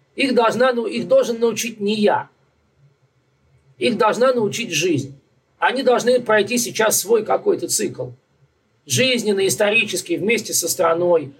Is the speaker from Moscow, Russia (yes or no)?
yes; Moscow, Russia; now in Brooklyn, United States; Я москвич